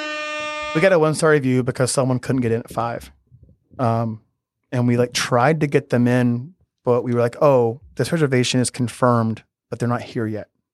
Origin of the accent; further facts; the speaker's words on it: Georgia, United States; I'm a Southerner from Georgia.